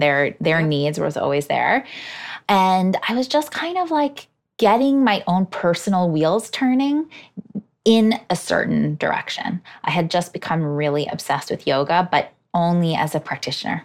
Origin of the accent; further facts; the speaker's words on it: Hudson Valley, New York, United States; moved away as an adult; now in New York City, United States; I grew up in the Hudson Valley